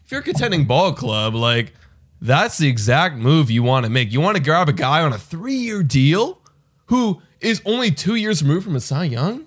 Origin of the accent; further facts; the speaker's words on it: Canada; we're from Canada